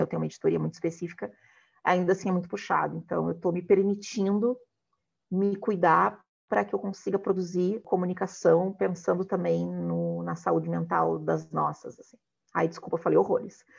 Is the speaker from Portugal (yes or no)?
no; Porto Alegre, Rio Grande do Sul, Brazil; moved away as an adult; also born or lived in Rio de Janeiro; na minha adolescência, ela foi toda muito branca de convivência, porque o cenário do hip hop em Porto Alegre também ele é muito branco